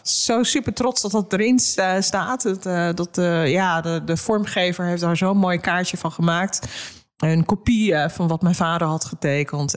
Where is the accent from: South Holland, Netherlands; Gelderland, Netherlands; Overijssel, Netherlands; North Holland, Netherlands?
North Holland, Netherlands; Amsterdam; Ik ben in Amsterdam geboren.